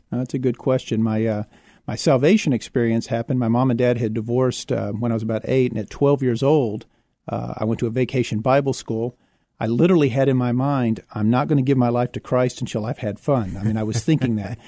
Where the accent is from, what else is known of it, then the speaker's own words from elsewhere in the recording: Houston, Texas, United States; also born or lived in San Marcos, Texas; now in San Antonio, United States; I was born in Houston.